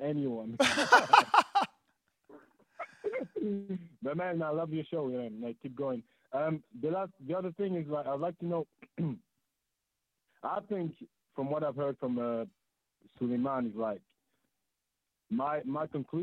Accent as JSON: {"language": "English", "country": "France", "moved": "yes", "lives_now": "United Kingdom", "said": "I'm calling from the UK. What, I'm French."}